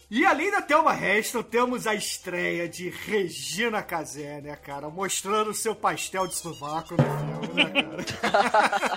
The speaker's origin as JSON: {"language": "Portuguese", "region": "Rio de Janeiro", "country": "Brazil", "said": "A gente é carioca, né? Excetuando o Almighty, a gente é carioca"}